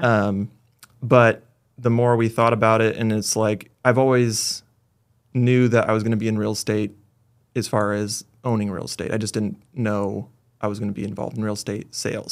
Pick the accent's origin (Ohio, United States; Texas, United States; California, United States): California, United States; Lakehead; also born or lived in Bay Area, California; born in the Bay Area, moved up to Lakehead, actually, when we were, I was a baby